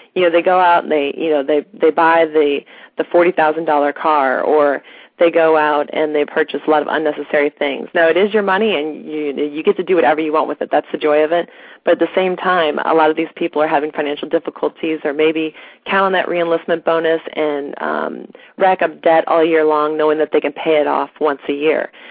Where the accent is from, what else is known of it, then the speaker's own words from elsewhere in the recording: St. Louis, Missouri, United States; moved away as an adult; now in East Coast, United States; we're originally from St. Louis, Missouri